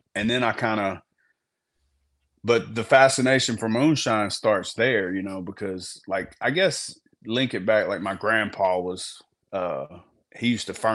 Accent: Gurdon, Arkansas, United States; I'm from Arkansas. Man, I grew up where I'm from. It's the bottom part of Arkansas, similar to Louisiana

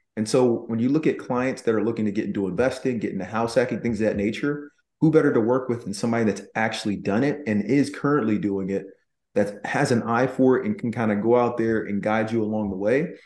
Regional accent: Nashville, Tennessee, United States; moved away; I was born in Nashville

